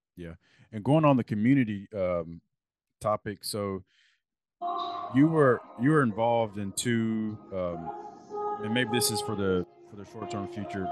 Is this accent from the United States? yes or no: yes; Lexington, Kentucky, United States; when we were growing up in Lexington